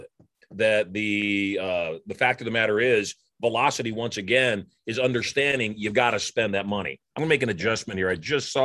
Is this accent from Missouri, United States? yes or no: no; Las Vegas, Nevada, United States; My hometown of Las Vegas